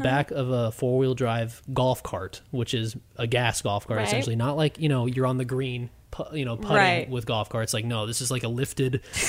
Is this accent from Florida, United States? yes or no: yes; Florida, United States; So it's really strange, like growing up in Florida